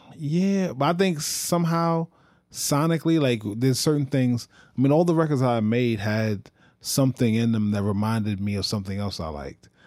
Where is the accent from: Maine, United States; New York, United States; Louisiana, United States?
New York, United States; I am a New Yorker